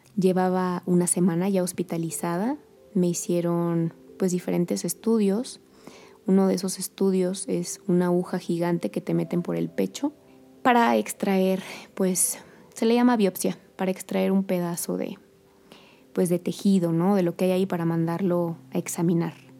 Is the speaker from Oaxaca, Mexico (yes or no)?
no; Querétaro, Mexico; also born or lived in Colombia; yo soy queretana, de las pocas queretanas que, que hay